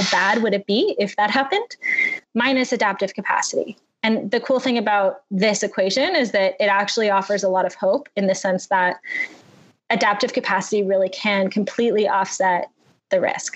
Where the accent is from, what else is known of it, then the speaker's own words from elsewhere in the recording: Toronto, Ontario, Canada; my hometown of Toronto